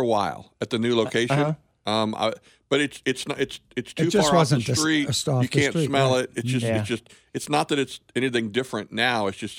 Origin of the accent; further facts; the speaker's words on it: Central Kansas, United States; also born or lived in Emporia; So I grew up in Central Kansas